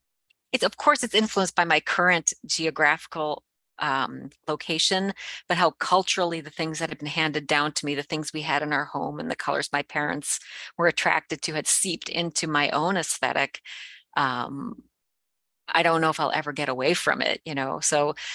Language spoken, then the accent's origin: English; Cleveland, Ohio, United States; also born or lived in rural Canada; My family was in Cleveland.